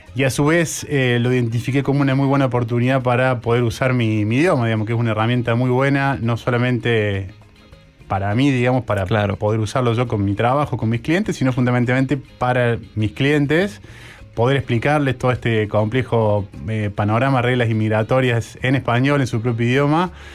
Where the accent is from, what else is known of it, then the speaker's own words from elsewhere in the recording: Córdoba, Argentina; moved away as an adult; also born or lived in Queenstown, New Zealand; now in New Zealand; yo estudié Derecho en Córdoba, soy abogado de la Universidad Nacional de Córdoba, este, el año 2006, trabajé un tiempo de, abogado en Córdoba